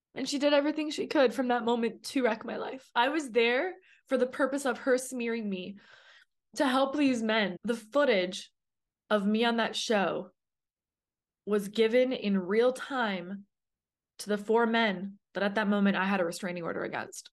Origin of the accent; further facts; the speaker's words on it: Canada; moved away as an adult; now in United States; I was a girl alone in a brand new city in America. I'm from Canada.